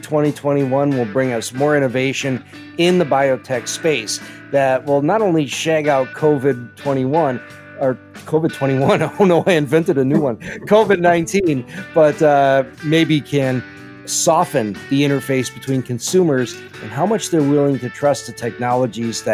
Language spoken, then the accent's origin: English; Chicago, Illinois, United States; I grew up in Chicago